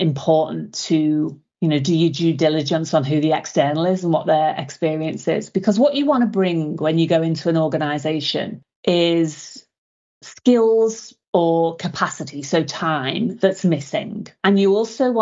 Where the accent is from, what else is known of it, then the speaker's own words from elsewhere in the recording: Liverpool, North West England, United Kingdom; moved away as an adult; also born or lived in Derbyshire; now in Gold Coast, Australia; I'm from Liverpool originally. Haven't lived there since I was 18